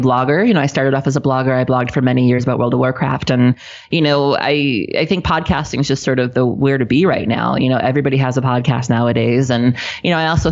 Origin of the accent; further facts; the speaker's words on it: South Milwaukee, Wisconsin, United States; I was raised in a city called South Milwaukee, which is actually the name of it.